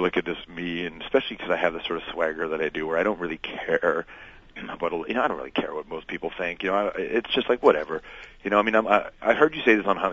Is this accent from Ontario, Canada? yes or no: yes; Toronto, Ontario, Canada; I grew up in Toronto